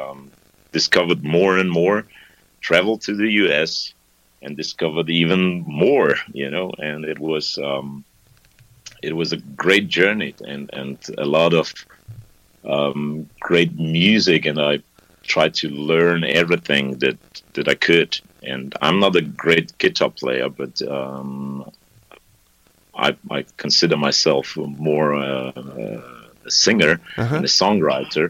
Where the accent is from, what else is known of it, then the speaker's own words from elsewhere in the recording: Vienna, Austria; also born or lived in Poland; we settled down in Austria, in Vienna here. Yeah. And that's the place where I grew up